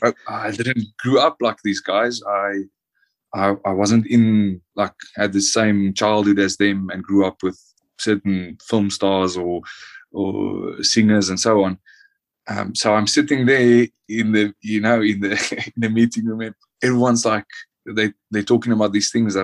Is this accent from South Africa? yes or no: yes; South Africa; moved away as an adult; also born or lived in Namibia; now in France; when I grew up in South Africa